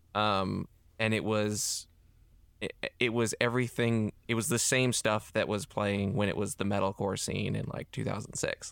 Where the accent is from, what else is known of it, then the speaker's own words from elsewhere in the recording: Hickory, North Carolina, United States; also born or lived in Charlotte, North Carolina / Davidson, North Carolina; Hickory is where I spent my formative years in my high school death metal band